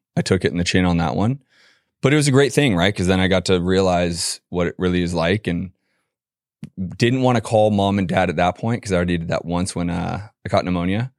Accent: San Francisco, California, United States; moved away as an adult; also born or lived in Boston; I'm a California boy originally, born and raised in San Francisco

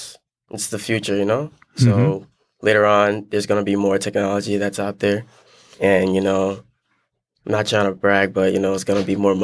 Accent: Liberia; now in United States; I wasn't born here. So back, I was born in Liberia, West Africa. So back there, I started my journey from playing soccer.

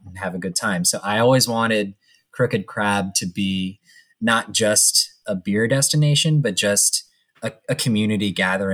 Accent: Montgomery County, Maryland, United States; We're all from Montgomery County

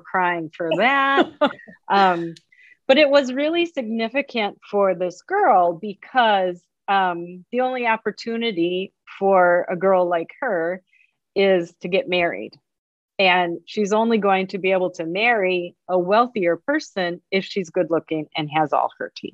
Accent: Chicago, Illinois, United States; also born or lived in Ann Arbor, Michigan; right here in my hometown

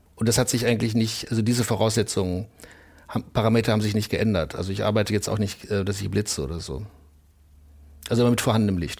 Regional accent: Bielefeld, North Rhine-Westphalia, Germany; moved away; also born or lived in Essen / New York; ich komme aus Bielefeld

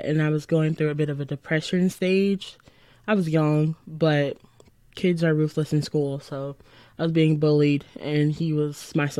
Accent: Lynwood, Illinois, United States; So I'm from a little town in the south suburbs called Linwood. I was born in Indiana, but we moved to Linwood when I was born. And I've been there all 22 years of my life.

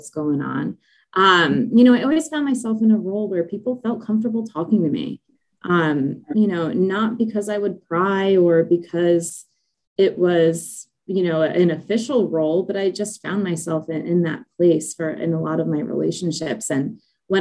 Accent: Ocean County, New Jersey, United States; I grew up in Ocean County

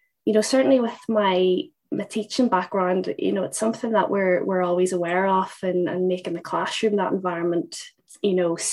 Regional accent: Northern Ireland, United Kingdom; moved away as an adult; also born or lived in Liverpool; I'm from Northern Ireland, and I played a pretty decent standard over there, dabbled in the under-17s Northern Ireland squad, and then went to university in Liverpool

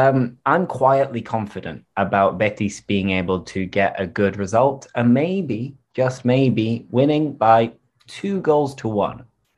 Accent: Seville, Andalusia, Spain; accent: Sevillian; both of us speak with an accent which is quite typical of Sevilla.

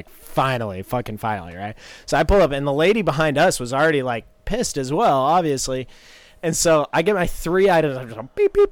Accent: North Carolina, United States; I figured it was because I'm like from North Carolina.

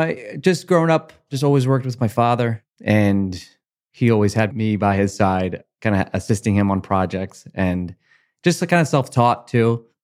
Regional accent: Collingswood, New Jersey, United States; I grew up in Collingswood. Yeah. I did leave for like 7 months, moved to Cherry Hill. We'll never do it again. But I'm back home, and it's my heart has always been here, and it's hard to leave.

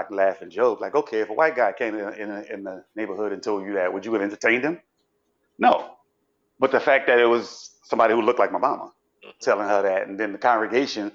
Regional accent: New Orleans, Louisiana, United States; now in Miami Beach, United States; I'm from New Orleans.

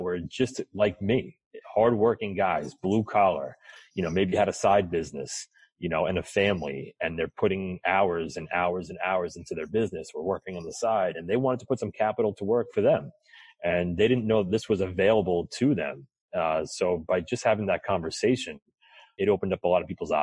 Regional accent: New York, United States; I'm from New York

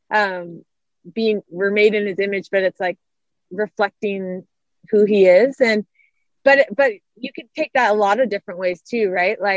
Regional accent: Arizona, United States; so we knew about this race happening in my home state of Arizona

